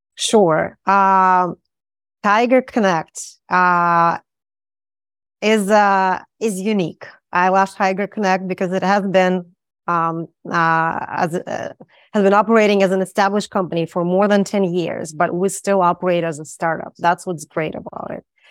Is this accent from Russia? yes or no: yes; Saint Petersburg, Russia; moved away; I'm from Saint Petersburg